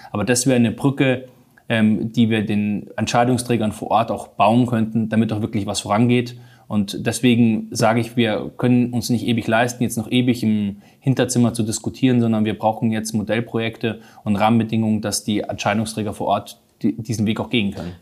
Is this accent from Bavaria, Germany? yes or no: yes; Munich, Bavaria, Germany; Ich komme aus München